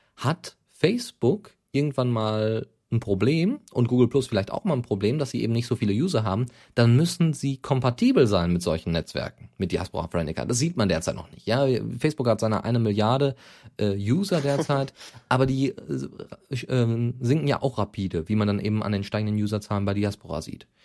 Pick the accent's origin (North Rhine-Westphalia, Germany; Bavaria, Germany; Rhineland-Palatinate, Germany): North Rhine-Westphalia, Germany; Bochum; Occupy Bochum, ja, also meine Heimatstadt